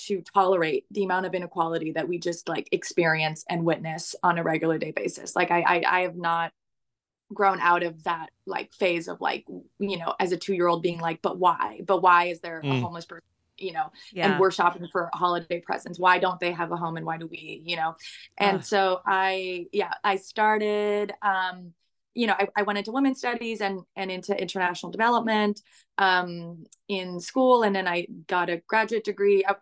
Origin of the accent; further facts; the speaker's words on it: Montreal, Quebec, Canada; I was born in Montreal, in Canada